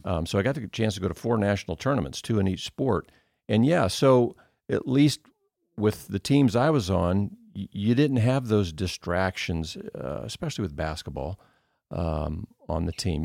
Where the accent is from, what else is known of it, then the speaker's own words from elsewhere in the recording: Indiana, United States; moved away as an adult; now in Cedarville, United States; I grew up in Indiana, which is just basketball